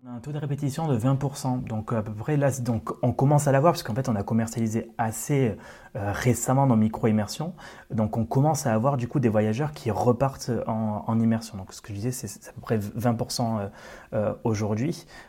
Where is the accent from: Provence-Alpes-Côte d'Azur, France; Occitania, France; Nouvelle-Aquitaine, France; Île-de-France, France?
Occitania, France; je suis originaire d'Occitanie, de, comme tu l'as dit tout à l'heure. donc, j'ai commencé du coup dans ma région natale